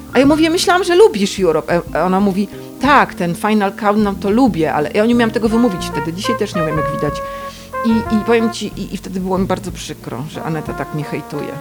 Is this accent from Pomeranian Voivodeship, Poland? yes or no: yes; Gdańsk, Pomeranian Voivodeship, Poland; U nas jednak było trochę inaczej w Gdańsku